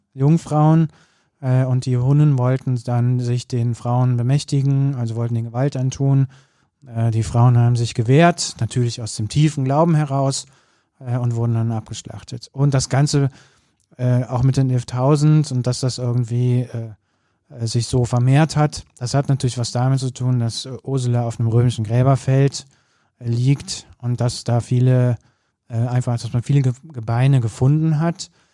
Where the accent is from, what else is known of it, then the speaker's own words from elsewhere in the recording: Cologne, North Rhine-Westphalia, Germany; das muss man als Kölner auch mal sagen